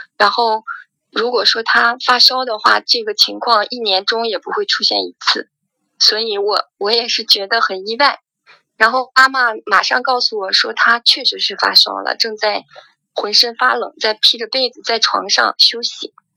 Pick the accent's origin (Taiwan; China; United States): China; Qingdao, Shandong; 我是来自青岛的